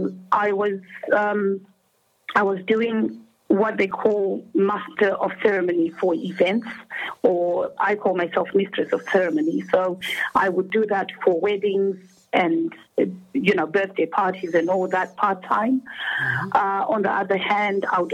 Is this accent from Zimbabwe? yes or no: yes; Zimbabwe; moved away as an adult; now in United Kingdom; I am originally from Zimbabwe and obviously immigrated to the United Kingdom